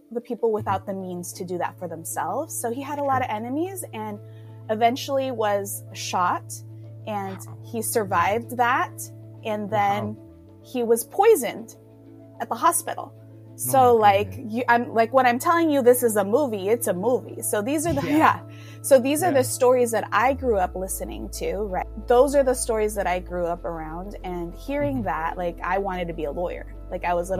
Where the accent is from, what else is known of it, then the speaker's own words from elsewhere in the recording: Hayward, California, United States; also born or lived in Union City, California / Mexico; I am from here, California, Union City, Bay Area, born and raised in Hayward.